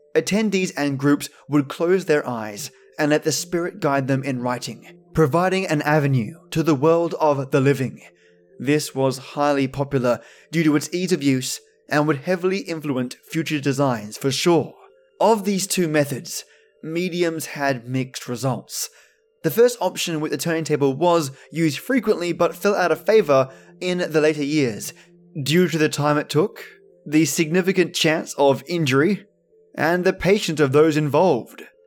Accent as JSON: {"language": "English", "country": "Australia", "accent": "Aussie", "said": "my normal Aussie accent"}